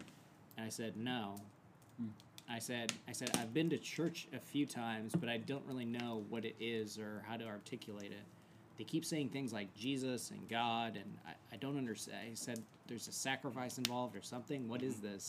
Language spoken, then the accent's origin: English; Ellensburg, Washington, United States; I got into college at the same university that was in my hometown, so Central Washington University